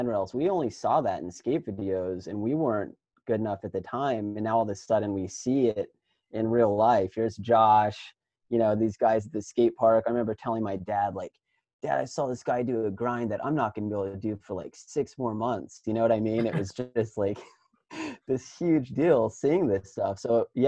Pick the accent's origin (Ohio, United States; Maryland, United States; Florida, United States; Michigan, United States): Ohio, United States; also born or lived in California; growing up in Ohio, like I knew that I originally came from California